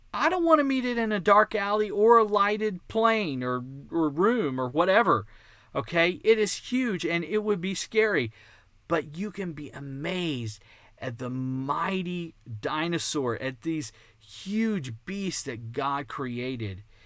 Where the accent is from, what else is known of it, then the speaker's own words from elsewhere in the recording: Texas, United States; accent: Texan; it's Texan, 'cause I was born and raised in Texas. I've never lived outside of Texas.